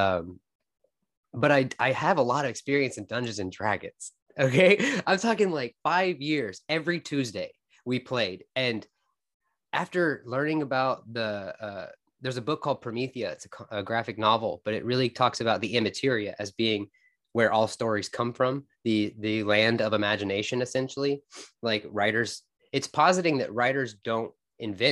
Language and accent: English; Fort Worth, Texas, United States; I'm from Fort Worth, Texas